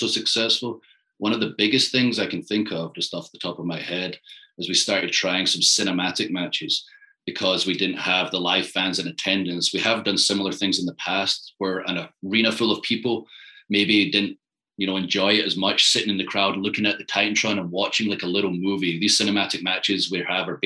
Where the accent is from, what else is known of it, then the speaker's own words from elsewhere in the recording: Scotland, United Kingdom; moved away as an adult; now in Tampa, United States; I'm from Scotland